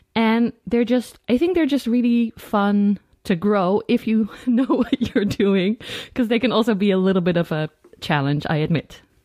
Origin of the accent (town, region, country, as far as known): Netherlands